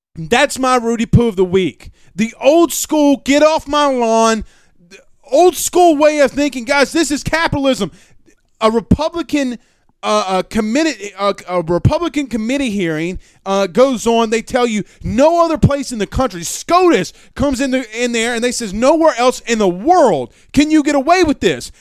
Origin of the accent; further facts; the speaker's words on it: Franklin, Louisiana, United States; my hometown. Shout out Franklin, Louisiana